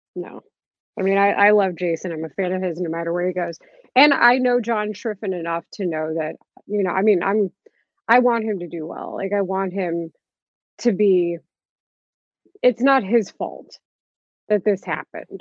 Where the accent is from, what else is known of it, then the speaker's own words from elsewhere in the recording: Dallas, Texas, United States; now in Chicago, United States; I'm from Dallas and I never thought I would end up here